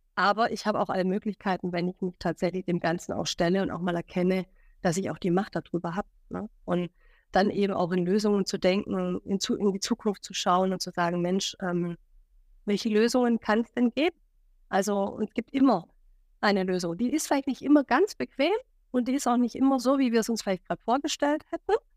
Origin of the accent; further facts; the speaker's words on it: Stuttgart, Baden-Württemberg, Germany; moved away as an adult; now in Hamburg, Germany; ein Schwabe in Hamburg, seit sieben Jahren in Hamburg, ursprünglich nach Stuttgart kommend